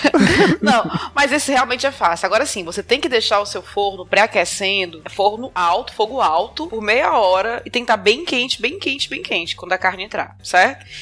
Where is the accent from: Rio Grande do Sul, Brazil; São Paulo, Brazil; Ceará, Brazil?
Ceará, Brazil; Fortaleza; Eu sou de Fortaleza, capital do Ceará